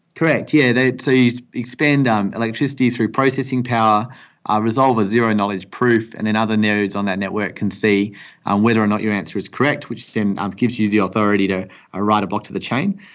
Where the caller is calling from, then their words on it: Perth, Western Australia, Australia; I'm calling you from Perth in Western Australia